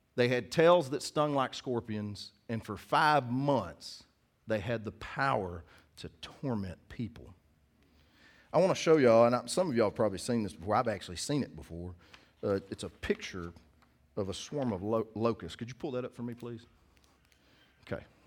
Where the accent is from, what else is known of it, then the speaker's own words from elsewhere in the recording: United States; I'm from Cass County